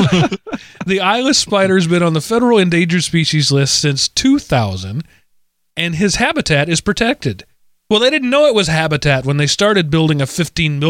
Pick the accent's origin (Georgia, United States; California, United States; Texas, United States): Texas, United States; in Texas, in my home state